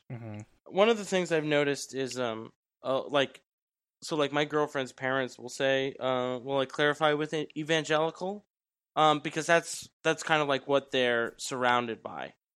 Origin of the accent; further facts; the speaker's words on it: New York, United States; I'm from New York. I grew up in a, in a very Italian family